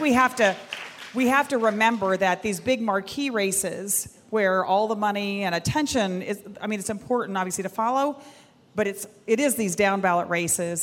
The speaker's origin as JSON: {"language": "English", "region": "Texas", "country": "United States", "said": "I'm a Texan"}